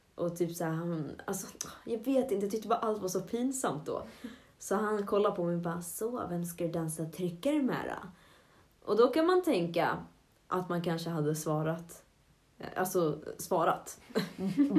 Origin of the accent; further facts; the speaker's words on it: Avesta, Dalarna County, Sweden; moved away as an adult; now in Jönköping, Sweden; hemma i Avesta, där spred jag ut mig ganska mycket i mitt hus.